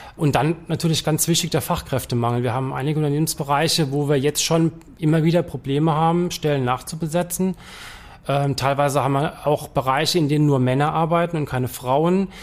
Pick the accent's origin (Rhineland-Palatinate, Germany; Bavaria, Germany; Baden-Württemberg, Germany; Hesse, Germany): Rhineland-Palatinate, Germany; Palatinate Forest; moved away as an adult; also born or lived in Trier; now in Mannheim, Germany; Ich bin waschechter Pfälzer, bin im Pfälzerwald groß geworden